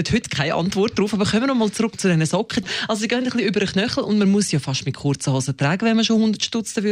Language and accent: German; Aargau, Switzerland; Ich bin eine Aargauerin